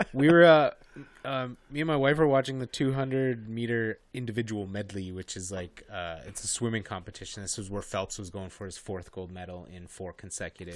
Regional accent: Canada; we're all from Canada

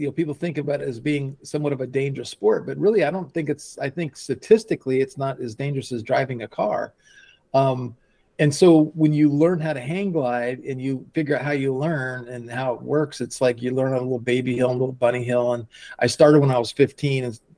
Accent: Colorado, United States; now in Escondido, United States; I'm from Colorado. So, you know, we had four seasons and winters and I grew up on skis and skiing.

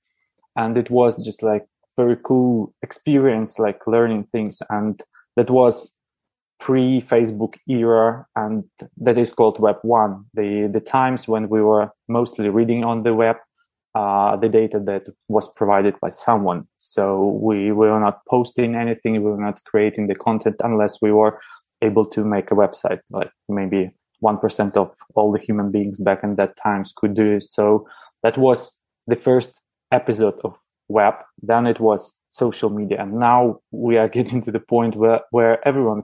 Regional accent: Belarus; moved away as an adult; now in Prague, Czechia; originally I come from Belarus, the country in the Eastern Europe

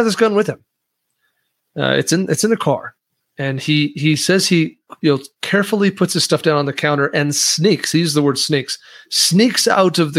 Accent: Wyoming, United States; I'm from Wyoming.

